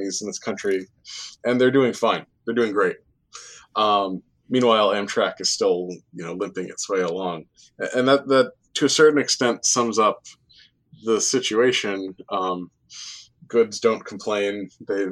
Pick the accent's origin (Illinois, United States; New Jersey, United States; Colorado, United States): New Jersey, United States; also born or lived in Worcester, Massachusetts; I grew up in New Jersey